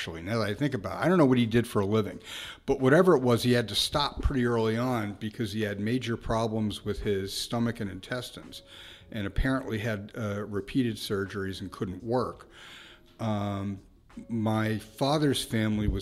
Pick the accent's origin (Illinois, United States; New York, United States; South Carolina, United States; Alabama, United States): New York, United States; New York City; I was born in Brooklyn